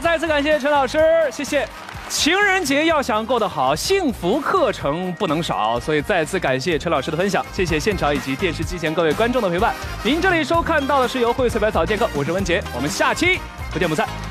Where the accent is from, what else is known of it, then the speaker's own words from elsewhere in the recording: China; 最浪漫的是我们中国人，因为我们中国人可以把任何节日都过得像情人节一样热闹。